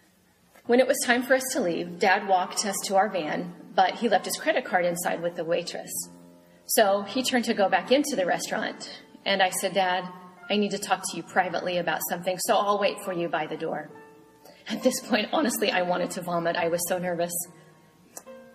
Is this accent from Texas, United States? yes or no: no; Marion, Illinois, United States; now in Fort Scott, United States; my hometown of Marion, Illinois